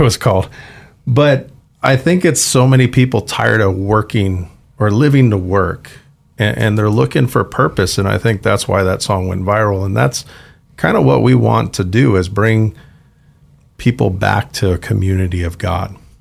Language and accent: English; Santa Ana, California, United States; moved away as an adult; now in Idaho, United States; I grew up in Santa Ana, all the way from Low-Wycombe housing, gang territories to million-dollar homes